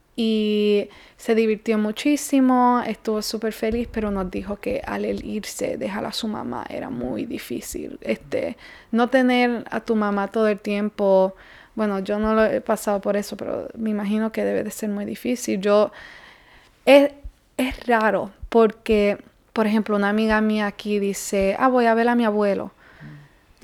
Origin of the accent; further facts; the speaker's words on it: Puerto Rico; now in United States; porque nosotros somos de Puerto Rico, o sea que al nacer somos ciudadanos